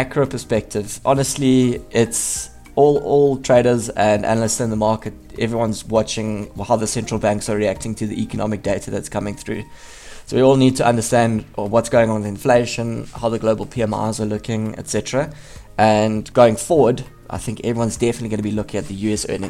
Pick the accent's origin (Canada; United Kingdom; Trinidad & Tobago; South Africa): South Africa; as a South African